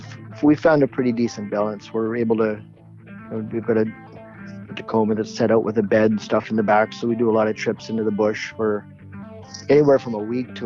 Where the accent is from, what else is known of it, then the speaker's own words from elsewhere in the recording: Vancouver Island, British Columbia, Canada; also born or lived in Kootenays, British Columbia; I grew up mostly on Vancouver Island.